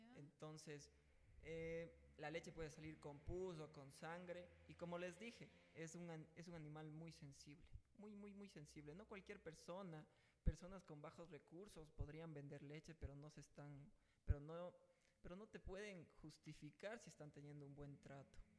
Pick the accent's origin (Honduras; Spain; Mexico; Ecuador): Ecuador; la corrupción que tenemos metida eh, como ecuatorianos